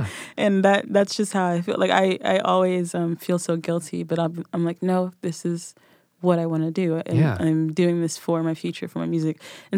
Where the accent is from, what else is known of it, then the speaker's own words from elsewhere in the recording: Nashville, Tennessee, United States; I'm from Nashville. Give my accent a second.